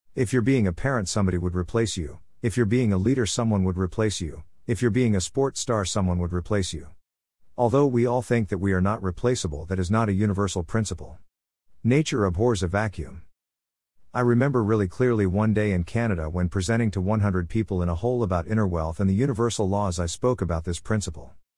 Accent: Australia; as an Australian

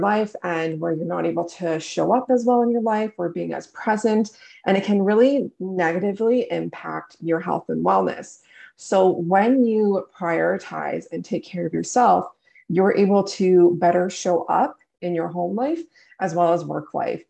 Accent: Canada; I'm from Canada

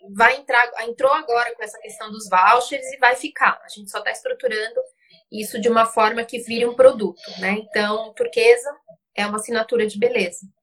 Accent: Uruguay; Portuguese is a second language; now in Brazil; eu sou uruguaia

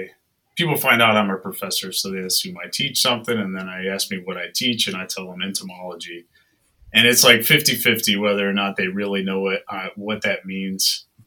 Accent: North Carolina, United States; moved away; I grew up in North Carolina. I've lived in the southeastern U.S. my whole life.

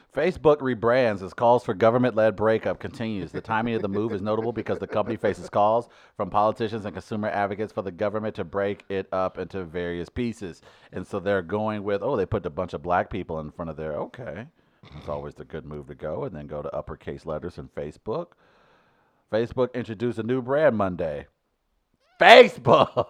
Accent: New York City, New York, United States; My home city

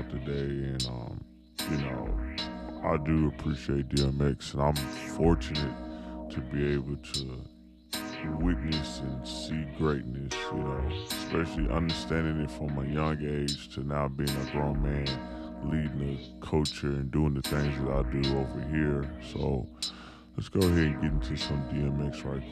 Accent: Houston, Texas, United States; also born or lived in Dallas, Texas; I was raised in Houston, but born in Dallas

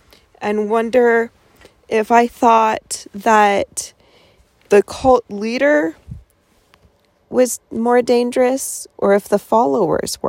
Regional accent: Colorado, United States; I was born in Colorado.

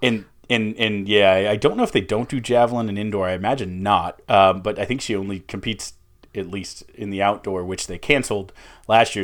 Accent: United States; we're, we're American

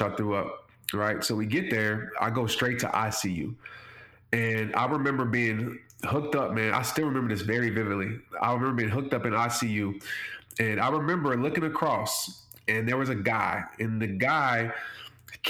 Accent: New Orleans, Louisiana, United States; growing up in New Orleans

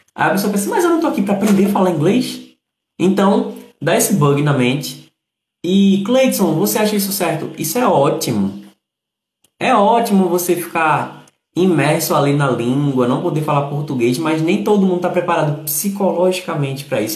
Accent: Recife, Pernambuco, Brazil; Saudações recifenses. Kiko, tu és meu conterrâneo

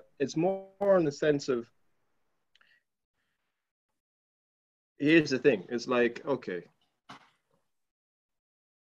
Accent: Nigeria; I'm a Nigerian guy

